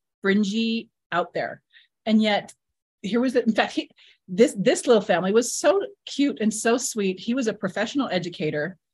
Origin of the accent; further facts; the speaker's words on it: Southern Utah, United States; We're from Southern Utah.